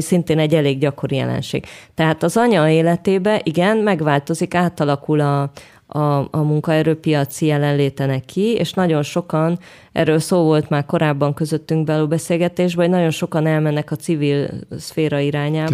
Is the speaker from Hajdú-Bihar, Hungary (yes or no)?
no; Budapest, Hungary; moved away as an adult; now in Jerusalem, Israel; mentem a zuglóba a babakocsival, meg Óbudán, tudod, ahol így voltak járdák, meg játszóterek, meg ilyen széles terek, úgy nőttem föl.